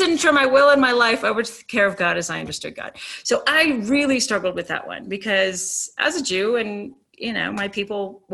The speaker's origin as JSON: {"language": "English", "region": "Virginia", "country": "United States", "also_born_or_lived": "Boulder, Colorado", "moved": "yes", "said": "I was from Virginia"}